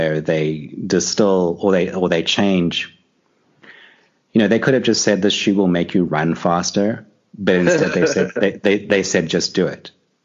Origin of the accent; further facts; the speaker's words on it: South Africa; I grew up in South Africa. You know, I grew up here in the 80s and during apartheid